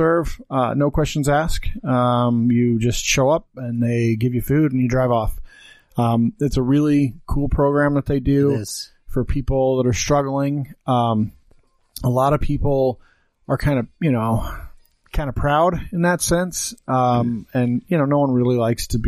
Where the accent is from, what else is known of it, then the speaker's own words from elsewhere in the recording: Green River, United States; moved away; we grew up in Green River.